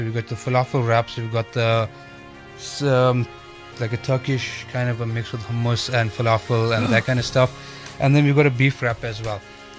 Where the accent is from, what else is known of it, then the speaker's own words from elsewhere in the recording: India; I'm Indian, guys, so we love a bargain, you know what I'm saying?